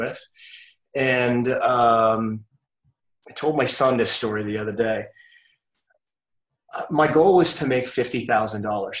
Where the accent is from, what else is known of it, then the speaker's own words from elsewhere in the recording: Maine, United States; moved away as an adult; now in Mooresville, United States; I moved here from Maine, where I grew up